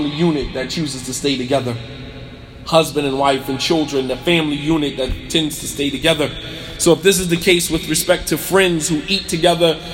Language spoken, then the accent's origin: English; Montclair, New Jersey, United States; I'll be in Montclair, New Jersey, my hometown